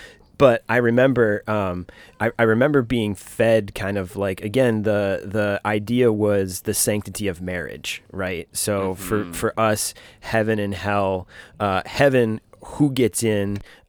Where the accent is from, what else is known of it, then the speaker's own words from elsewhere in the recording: Michigan, United States; I grew up in Michigan, growing up in Michigan.